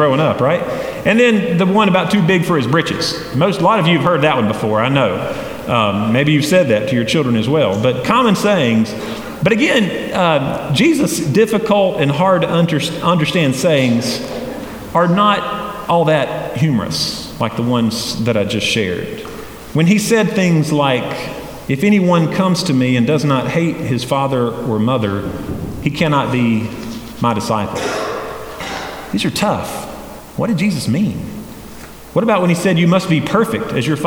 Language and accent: English; Hendersonville, North Carolina, United States; also born or lived in Boiling Springs; I grew up in Hendersonville